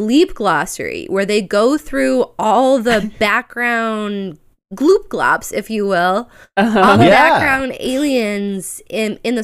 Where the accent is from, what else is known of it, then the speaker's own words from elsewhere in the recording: Chicago, Illinois, United States; I'm shamefully from the suburbs, but I'm from Chicago. You know, been around here my whole life, basically.